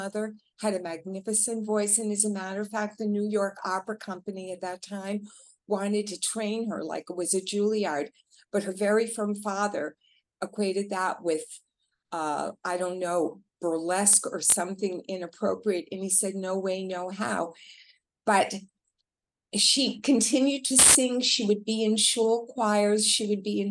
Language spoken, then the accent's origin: English; Canada; moved away; I'm originally from Canada